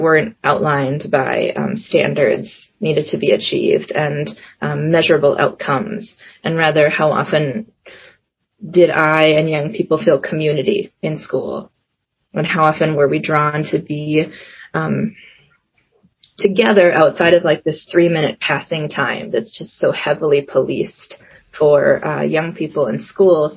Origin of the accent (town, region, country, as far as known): Minnesota, United States; born or raised there; also born or lived in South Korea